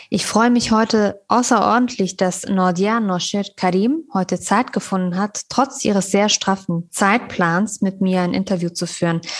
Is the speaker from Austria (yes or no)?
no; Afghanistan; Das sagen wir so in unserem afghanischen Kulturgebrauch. Wir nennen niemals den Namen ohne die Endung John, weil das gilt bei uns als respektlos.